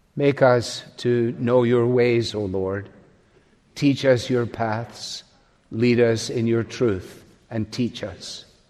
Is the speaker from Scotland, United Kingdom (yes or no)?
yes; Scot, Scotland, United Kingdom; as a Scot